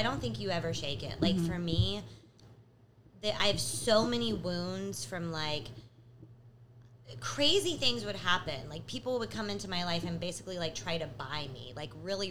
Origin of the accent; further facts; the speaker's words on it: Texas, United States; moved away; I grew up in Texas